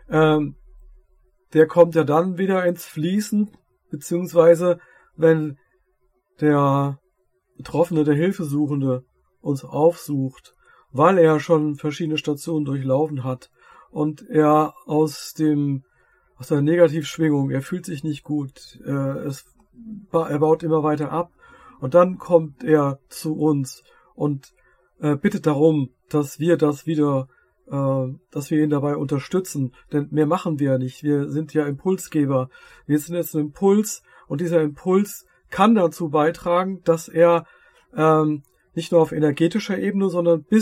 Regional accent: Lower Saxony, Germany; ich komme ja aus Dörfert, Niedersachsen. Äh, wir haben Niedersachsen, wir haben Hessen, wir haben Rheinland-Pfalz.

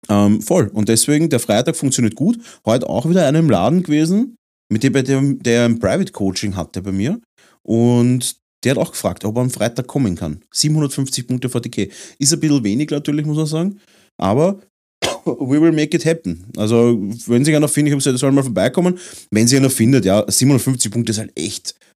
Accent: Vienna, Austria; wir sind ja Wiener

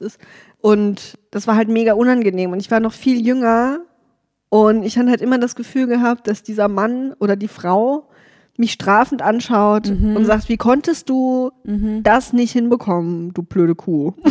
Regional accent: Saarland, Germany; im Saarland, wo ich herkomme

